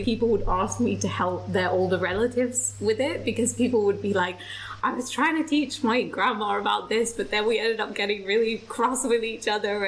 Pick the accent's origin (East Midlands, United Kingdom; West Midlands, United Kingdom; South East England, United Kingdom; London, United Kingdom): London, United Kingdom; I'm from North-ish London.